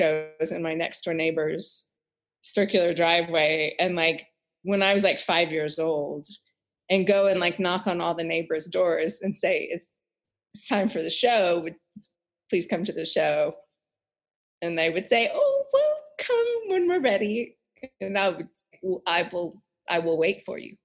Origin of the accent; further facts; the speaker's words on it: Houston, Texas, United States; I grew up in Texas, in Houston, Texas